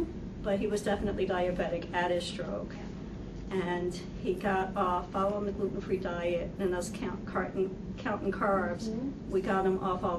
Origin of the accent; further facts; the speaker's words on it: White River Junction, Vermont, United States; I'm from White River.